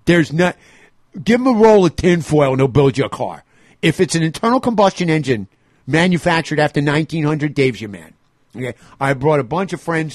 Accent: New York City, New York, United States; moved away; I grew up in New York City

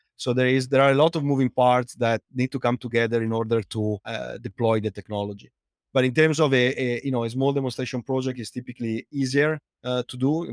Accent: Italy; accent: Italian; English is a second language; moved away as an adult; also born or lived in United Kingdom / United States; now in London, United Kingdom; as you can tell from my accent, uh, I'm Italian, but, uh, although I lived in, uh, outside Italy for more than fifteen years between the U K and, uh, and the U S, I, I, I, I can't get rid of the accent

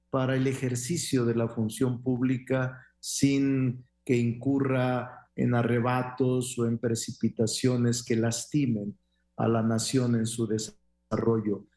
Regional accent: Mexico

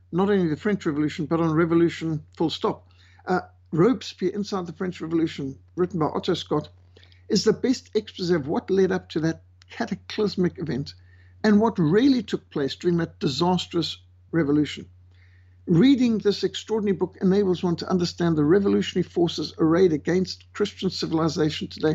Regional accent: Zimbabwe; born or raised there; moved away; also born or lived in South Africa / Namibia

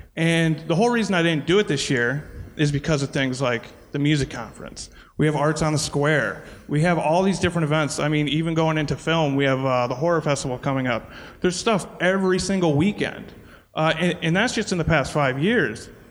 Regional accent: Scranton, Pennsylvania, United States; I'm from Scranton, born and raised

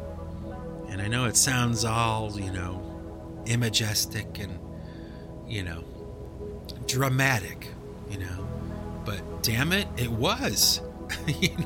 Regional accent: United States; I'm an American kid from the suburbs

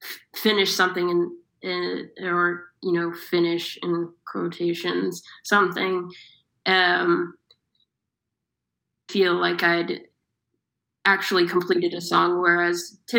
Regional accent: Austin, Texas, United States; now in London, United Kingdom; I'm from Austin, Texas

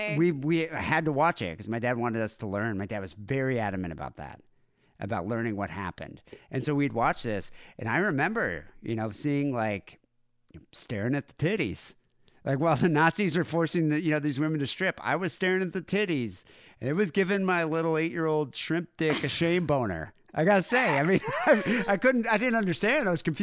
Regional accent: South Africa; I mean, growing up in Southern Africa during the 80s, porn completely banned. They call them blue movies. So you'd never have access to it.

